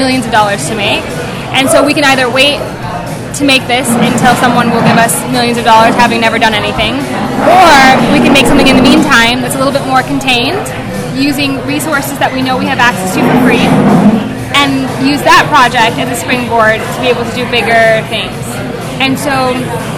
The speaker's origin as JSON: {"language": "English", "region": "South Dakota", "country": "United States", "moved": "yes", "said": "I'm from South Dakota originally"}